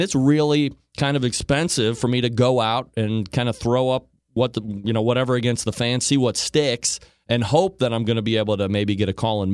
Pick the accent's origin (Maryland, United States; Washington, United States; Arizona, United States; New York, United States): New York, United States; Saratoga Springs; now in Cleveland, United States; I'm a New York guy, too, upstate, not a city guy. I'm from Saratoga Springs originally and transplanted down here to Cleveland.